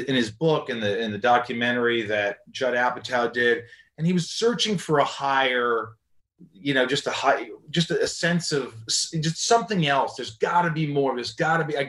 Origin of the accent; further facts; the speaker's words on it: Indiana, United States; moved away; my hometown of Indiana